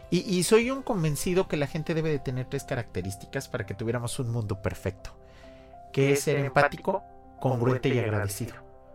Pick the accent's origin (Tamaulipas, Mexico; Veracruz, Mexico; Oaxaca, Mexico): Veracruz, Mexico; Xalapa; moved away; Yo, soy de Jalapa